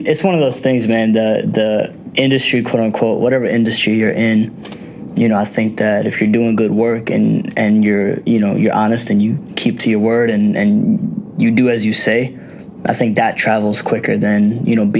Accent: United States; I was conceived in India and I was born here

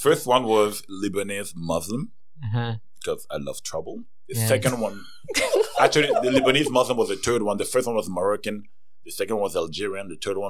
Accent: Cameroon; now in Montreal, Canada; I'm from Cameroon.

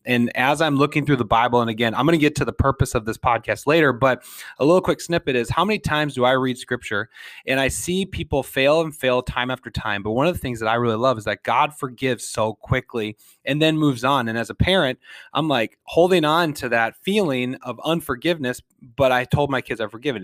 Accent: St. Paul, Minnesota, United States; I was born in St. Paul.

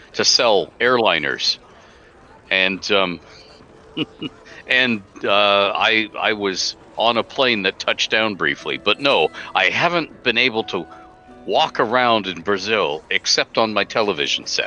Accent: Canada; I'm Canadian

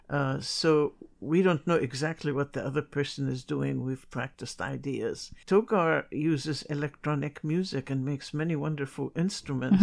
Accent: Jerusalem, Palestine; now in New York City, United States; I was born in Jerusalem before Israel was ever created. So, in my memory is a very wonderful society

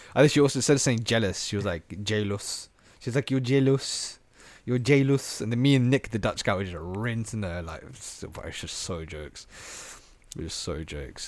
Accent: Slough, South East England, United Kingdom; I was out from Slough.

